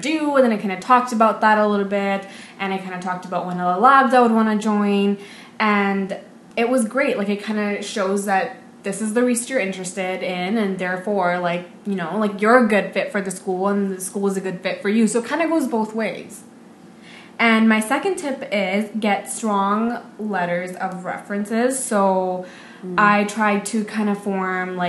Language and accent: English; Vancouver, British Columbia, Canada; I'm from Vancouver